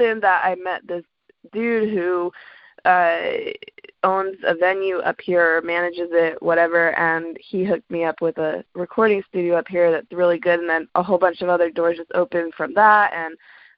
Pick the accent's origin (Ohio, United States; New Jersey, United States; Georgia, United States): Georgia, United States; Atlanta; moved away as an adult; also born or lived in Washington, D.C.; now in DMV (DC, Maryland, Virginia), United States; I grew up in Atlanta. So I was born in DC, but then my mom moved us down to Atlanta when I was like 6. And then grew up there